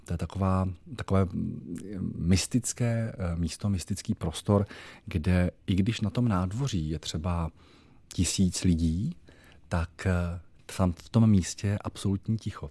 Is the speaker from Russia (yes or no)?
no; Jaroměřice nad Rokytnou, Vysočina Region, Czechia; moved away as an adult; okolí mého Rodiště, což je okolí Jaroměřic nad Rokytnou